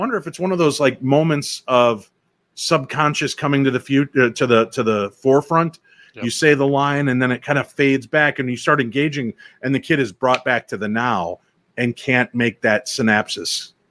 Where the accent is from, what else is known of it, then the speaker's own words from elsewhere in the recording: Germany; I grew up in Germany, and my dad's dad used to alert the city for incoming air raids.